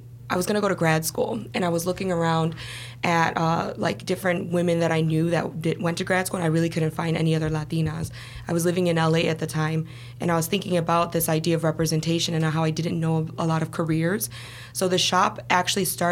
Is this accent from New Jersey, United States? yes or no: no; Chicago, Illinois, United States; also born or lived in Los Angeles / Boston; I was born and raised in Chicago.